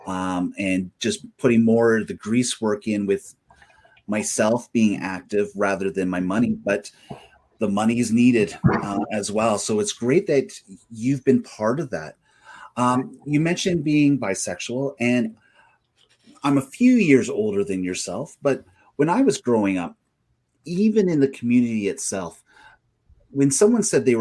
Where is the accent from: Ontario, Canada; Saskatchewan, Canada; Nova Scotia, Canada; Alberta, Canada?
Alberta, Canada; Stettler; now in Edmonton, Canada; I grew up in Stettler in Botha area, which is a small town and village